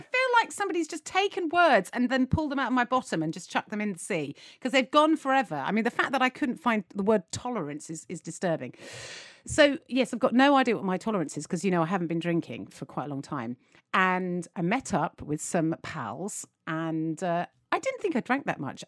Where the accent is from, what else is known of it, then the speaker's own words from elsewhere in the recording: United Kingdom; as British people